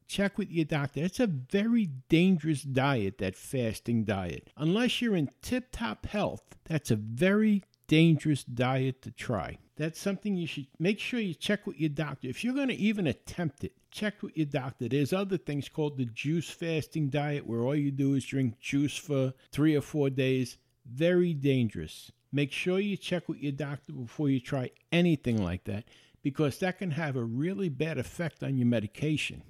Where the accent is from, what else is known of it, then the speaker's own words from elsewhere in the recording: New York, United States; I was born and raised in New York